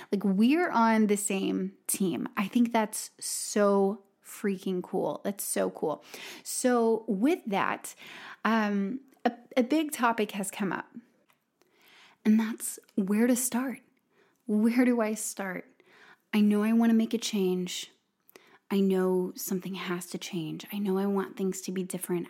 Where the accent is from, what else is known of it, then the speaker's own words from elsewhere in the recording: Robertsdale, Alabama, United States; moved away; Robertsdale, Alabama, and, uh, my hometown